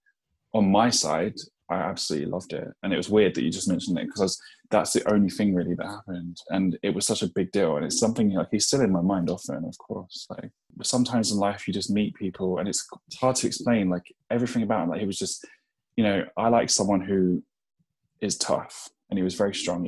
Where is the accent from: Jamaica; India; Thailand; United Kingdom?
United Kingdom; London; I'm from Eltham in Southeast London